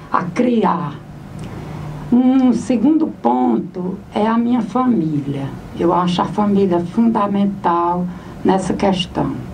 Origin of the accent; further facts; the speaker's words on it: Santana do Cariri, Ceará, Brazil; also born or lived in Altaneira; a minha terra natal e a minha região